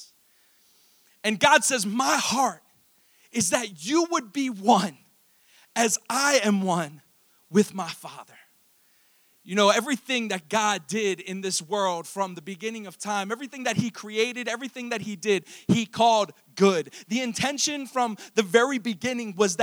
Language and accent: English; Fallston, Maryland, United States; So I went to high school in Harford County. Go Cougars. I grew up in Fallston, Maryland